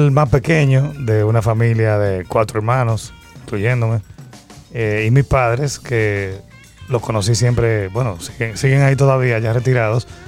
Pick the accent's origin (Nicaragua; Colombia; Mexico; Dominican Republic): Dominican Republic; Nosotros, somos dominicanos.